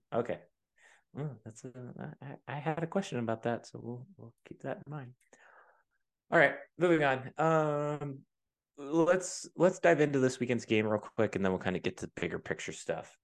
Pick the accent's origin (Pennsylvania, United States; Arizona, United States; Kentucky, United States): Pennsylvania, United States; where I grew up in Pennsylvania